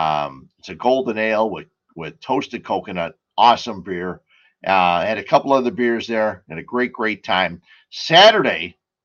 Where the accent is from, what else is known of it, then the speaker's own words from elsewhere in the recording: Cicero, Illinois, United States; also born or lived in Westmont, Illinois; I grew up in Cicero, So there were many times after my wife and I got married, we lived in Westmont